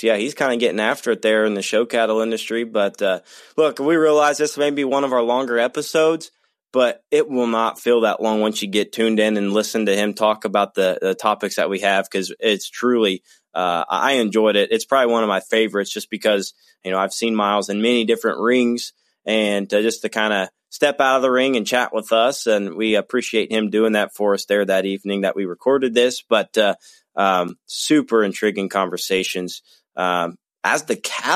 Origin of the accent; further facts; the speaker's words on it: Ohio, United States; I'm from Ohio.